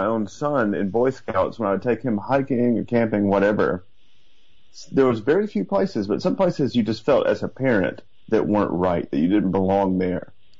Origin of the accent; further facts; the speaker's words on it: the South, United States; now in Atlanta, United States; I'm from the South.